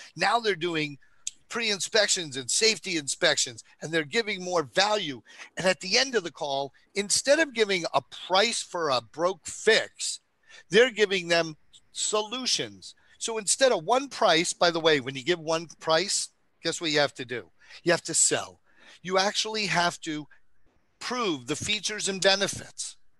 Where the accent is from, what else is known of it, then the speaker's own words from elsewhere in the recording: New York, United States; I'm from New York